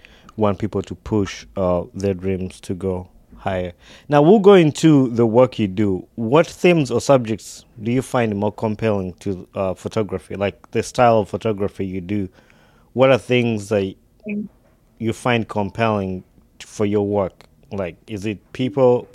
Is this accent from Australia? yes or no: no; Uganda; growing up in Uganda